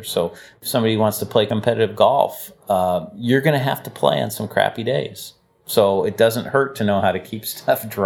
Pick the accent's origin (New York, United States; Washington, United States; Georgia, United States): Washington, United States; Seattle; I grew up here